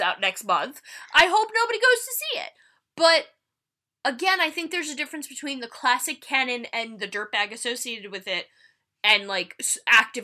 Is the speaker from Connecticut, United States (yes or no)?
no; New Jersey, United States; We're from Jersey